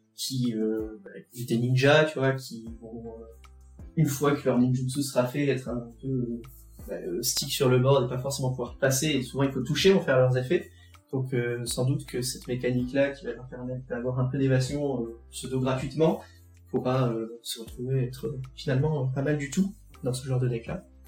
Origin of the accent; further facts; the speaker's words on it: Toulouse, Occitania, France; now in Reims, France; je suis de Toulouse